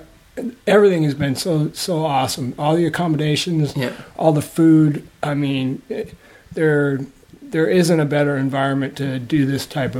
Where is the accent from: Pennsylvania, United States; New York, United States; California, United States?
California, United States; Folsom; Outside of Sacramento, Folsom, California.